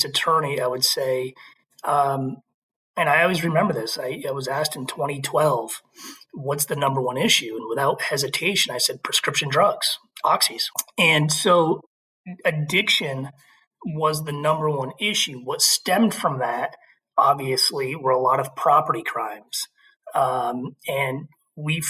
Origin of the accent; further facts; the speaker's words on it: Burlington, Vermont, United States; also born or lived in Philadelphia; I grew up in Burlington